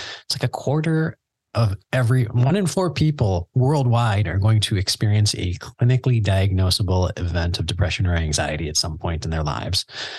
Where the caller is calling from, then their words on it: Canada; I mean, I'm in Canada. Yeah. I'm recording from Canada right now.